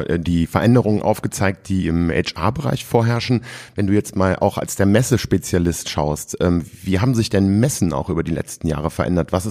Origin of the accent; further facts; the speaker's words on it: Rhineland, Germany; was ich als Rheinländer ja toll finde.